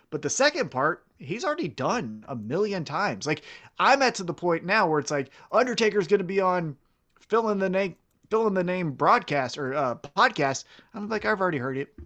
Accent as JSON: {"language": "English", "town": "Kansas City", "country": "United States", "said": "I'm from Kansas City"}